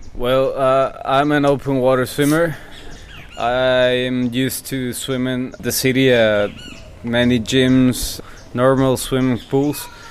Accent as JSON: {"language": "English", "town": "Monterrey", "region": "Nuevo León", "country": "Mexico", "moved": "yes", "lives_now": "Playa del Carmen, Mexico", "said": "I'm from Monterrey, Monterrey, Mexico"}